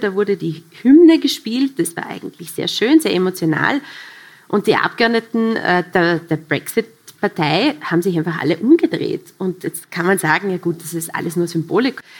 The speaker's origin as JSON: {"language": "German", "region": "Vorarlberg", "country": "Austria", "said": "Als Vorarlbergerin"}